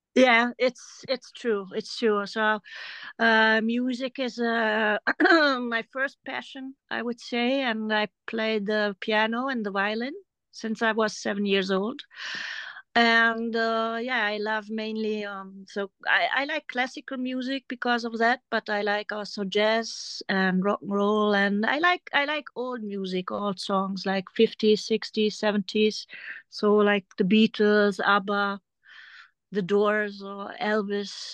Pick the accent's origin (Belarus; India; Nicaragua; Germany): Germany; English is a second language; also born or lived in France; I grew up in Germany